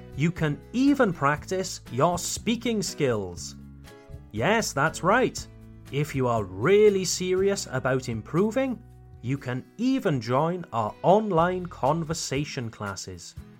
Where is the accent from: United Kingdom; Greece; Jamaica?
United Kingdom; Wales; I come from Wales, Le Pays de Galles, Wales.